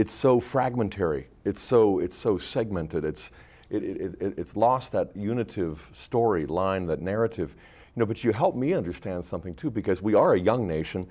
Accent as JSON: {"language": "English", "country": "United States", "said": "our our own self-identity as American Catholics"}